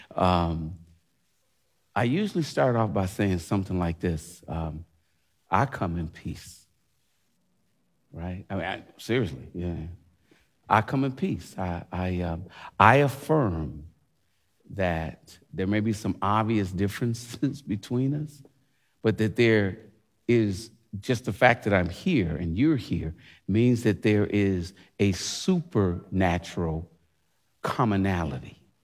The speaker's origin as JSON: {"language": "English", "country": "United States", "said": "I love being an American."}